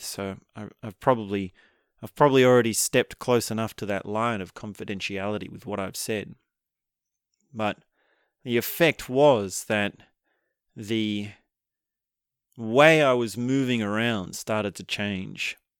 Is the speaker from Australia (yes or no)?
yes; Australia